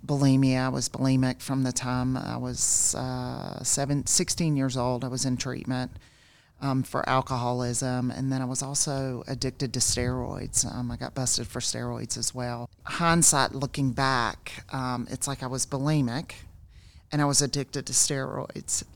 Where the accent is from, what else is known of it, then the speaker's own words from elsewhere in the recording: South Georgia, United States; I grew up in South Georgia